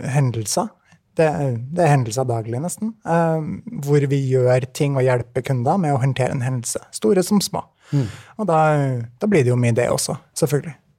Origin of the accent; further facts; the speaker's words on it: Trondheim, Trøndelag, Norway; moved away as an adult; now in Oslo, Norway; fra Trondheim, det er riktig. Uh, så ja, nei, bra. jeg er veldig fornøyd med å være trondheimsgutt.